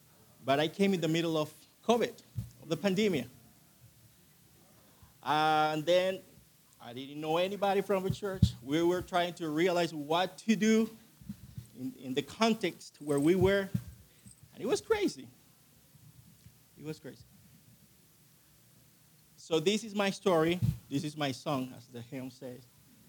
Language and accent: English; Chile; also born or lived in Colombia / Argentina; I'm originally from Colombia, South America. I grew up in Chile. My dad, my mom, they were missionaries down there. And then we moved to Argentina.